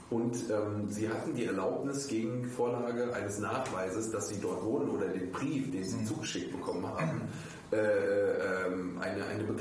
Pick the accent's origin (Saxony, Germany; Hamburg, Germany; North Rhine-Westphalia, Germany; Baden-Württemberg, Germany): Saxony, Germany; also ich meine, ich komme aus Sachsen.